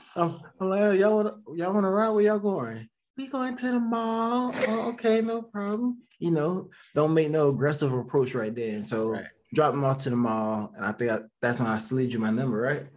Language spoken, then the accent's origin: English; Georgia, United States; moved away as an adult; now in Raleigh, United States; I'm from Georgia, a little small town in Georgia